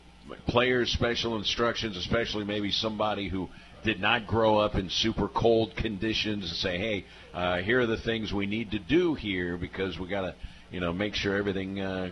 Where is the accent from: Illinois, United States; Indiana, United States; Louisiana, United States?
Illinois, United States; Macomb; moved away as an adult; also born or lived in Key West, Florida; I'm from Macomb.